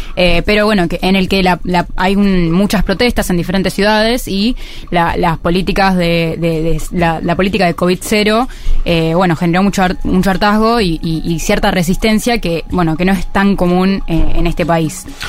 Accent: Argentina

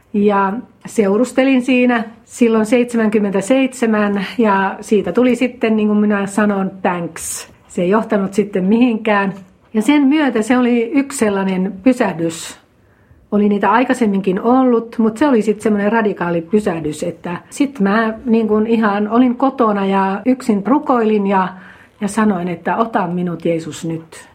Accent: Savo, Finland; also born or lived in Mikkeli; now in Lohja, Finland; Minä olen lähtöisin tuolta Savosta

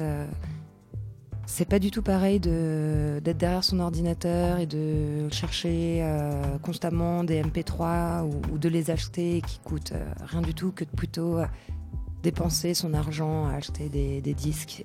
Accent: Paris, Île-de-France, France; also born or lived in Bordeaux; je viens de Paris.

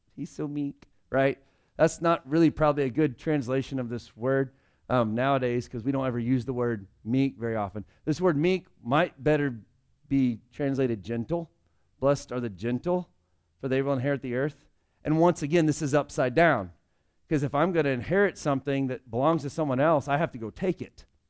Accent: United States; I'm a Christian who just happened to be born in America

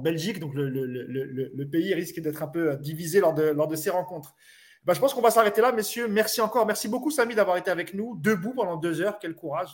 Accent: Marrakech, Marrakesh-Safi, Morocco; chez moi à Marrakech

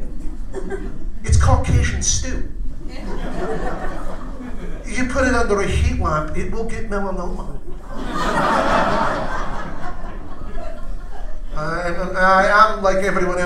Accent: Scotland, United Kingdom; moved away; I'm Scottish.

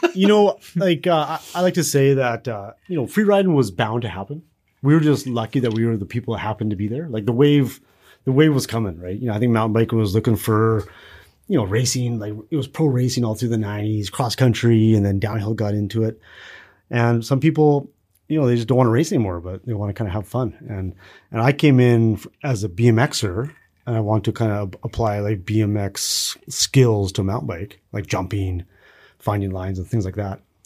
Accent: Kamloops, British Columbia, Canada; in Kamloops, kinda where I grew up

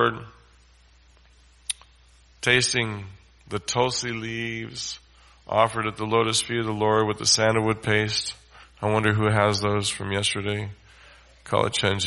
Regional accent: United States; we come from America

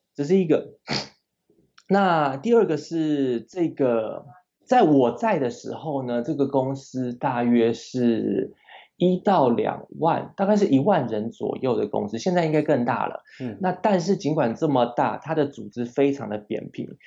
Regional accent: Taiwan; moved away as an adult; also born or lived in California, United States; 身为台湾人

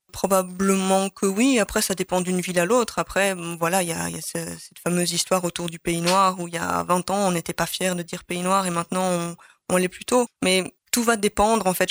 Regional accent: Charleroi, Wallonia, Belgium; moved away as an adult; also born or lived in Brussels; j'ai grandi à Charleroi

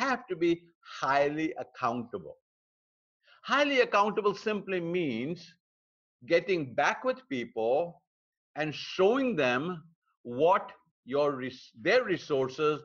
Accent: India; moved away; my home country in India

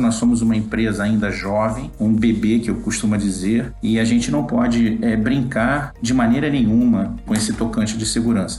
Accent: Rio de Janeiro, Brazil; moved away; sou carioca, né? Vim do Rio de Janeiro.

